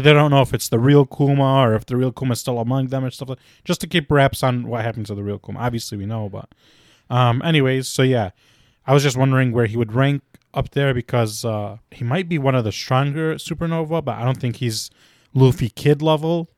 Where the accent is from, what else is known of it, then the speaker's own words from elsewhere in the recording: Chicago, Illinois, United States; we are all from Chicago